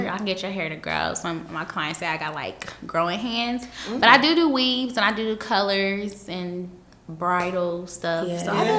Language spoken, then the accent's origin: English; Columbus, Ohio, United States; I'm from Columbus, and I'm a cosmetologist here in the city.